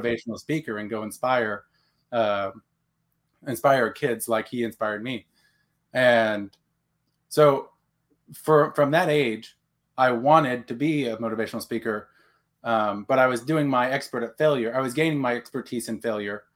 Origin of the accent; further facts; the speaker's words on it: Texas, United States; now in Oklahoma, United States; Texan Okie. So I was raised in Texas, born, now in Oklahoma